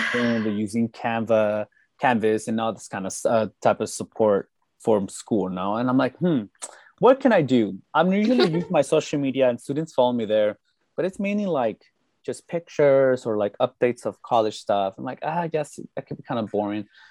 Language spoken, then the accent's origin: English; Salinas, California, United States; moved away as an adult; now in San Jose, United States; I'm originally from Salinas, California, the good old 831, the salad bowl